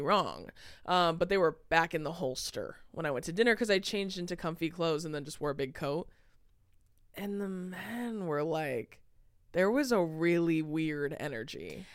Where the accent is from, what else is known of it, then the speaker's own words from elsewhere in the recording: California, United States; we're from California